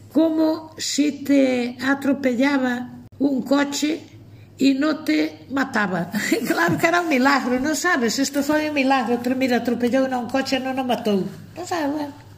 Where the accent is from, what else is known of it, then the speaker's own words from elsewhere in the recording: Aios, Galicia, Spain; Cuando mis padres se casaron yo tenía dos años, nací en Ayos.